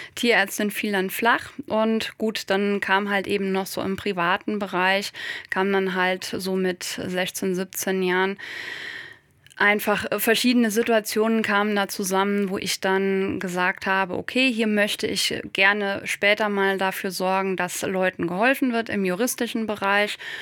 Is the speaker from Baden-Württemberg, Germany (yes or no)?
no; Westerwald, northern Rhineland-Palatinate, Germany; ich komme aus der Landwirtschaft, aus einem ländlich geprägten Raum im Westerwald im Norden von Rheinland-Pfalz